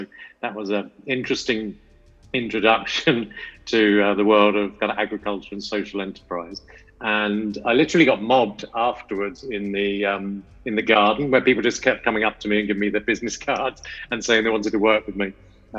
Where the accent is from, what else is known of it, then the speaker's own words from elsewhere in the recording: United Kingdom; moved away as an adult; now in India; I'm obviously not from America, I'm from the UK